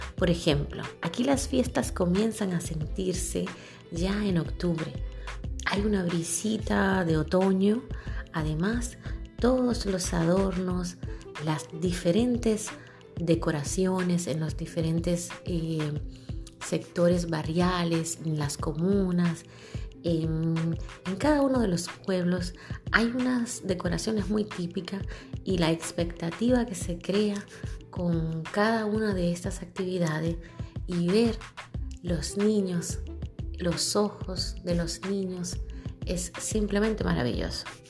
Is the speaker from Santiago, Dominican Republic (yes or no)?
yes; Santiago de los Caballeros, Santiago, Dominican Republic; de la zona norte de donde soy yo, de Santiago